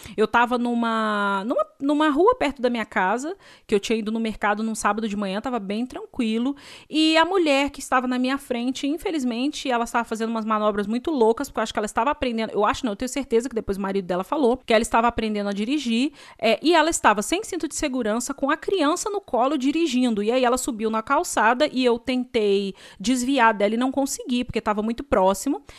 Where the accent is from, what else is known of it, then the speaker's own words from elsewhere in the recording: Brazil; eu sou brasileira